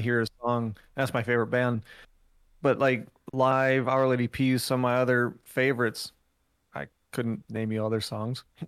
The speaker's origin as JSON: {"language": "English", "region": "Northeast Wisconsin", "country": "United States", "tie": "born or raised there", "said": "I grew up in Northeast Wisconsin"}